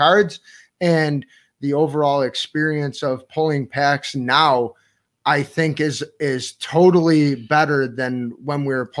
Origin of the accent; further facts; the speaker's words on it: East Amherst, New York, United States; Hello, East Amherst. We're from East Amherst.